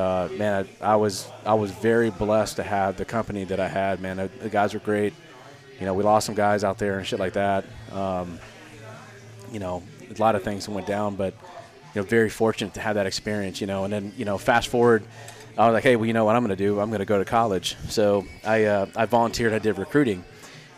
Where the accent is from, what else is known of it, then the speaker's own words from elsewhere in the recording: Culpeper County, Virginia, United States; I'm from Culpeper County, Virginia.